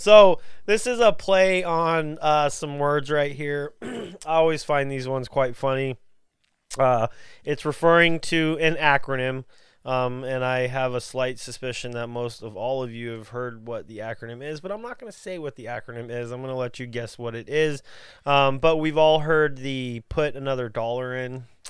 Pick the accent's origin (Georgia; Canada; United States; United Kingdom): United States; Texas; we're from Texas